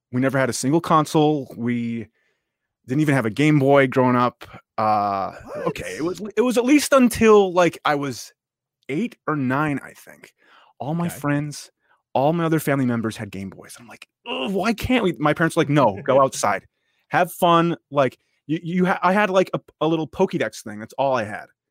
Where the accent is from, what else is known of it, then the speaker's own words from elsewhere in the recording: upstate New York, United States; I'm originally from upstate New York, the okay. m- absolute middle of nowhere. Uh, I've grown up there all my life